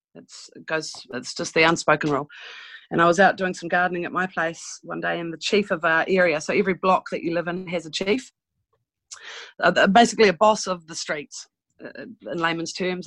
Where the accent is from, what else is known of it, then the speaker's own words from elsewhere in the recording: New Zealand; I'm a Kiwi